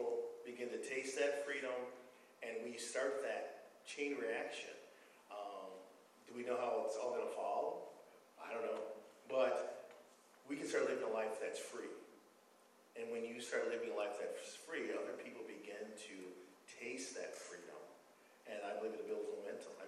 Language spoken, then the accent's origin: English; Madison, Wisconsin, United States; I'm from Madison, Wisconsin